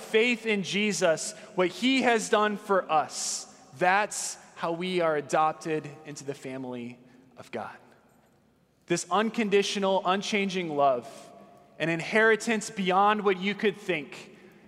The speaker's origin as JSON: {"language": "English", "region": "Southern California", "country": "United States", "tie": "born or raised there", "said": "I grew up in Southern California"}